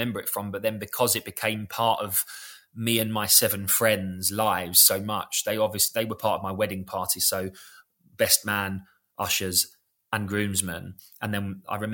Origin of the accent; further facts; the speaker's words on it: London, United Kingdom; we're from South London.